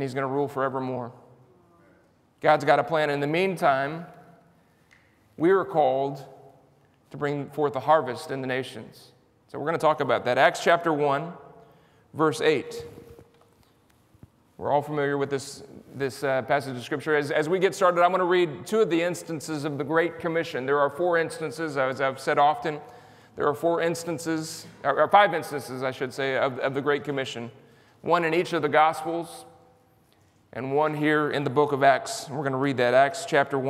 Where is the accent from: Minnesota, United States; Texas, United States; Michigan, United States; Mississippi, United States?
Texas, United States; San Antonio; I'm from San Antonio, Texas.